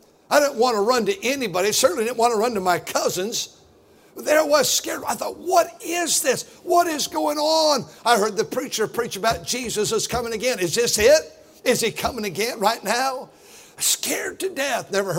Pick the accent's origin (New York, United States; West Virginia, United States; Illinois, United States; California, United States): California, United States; Fremont; I grew up right here in Centerville, which is now Fremont.